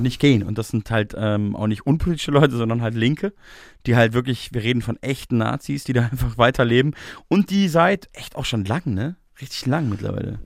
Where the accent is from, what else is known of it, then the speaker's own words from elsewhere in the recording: Bavaria, Germany; Ich komme ja aus Bayern